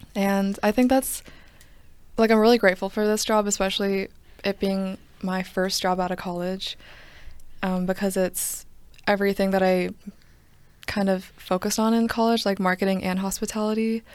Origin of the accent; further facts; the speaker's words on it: Johns Creek, Georgia, United States; also born or lived in Duluth, Georgia; I'm not from DeKalb. Originally, I'm from Johns Creek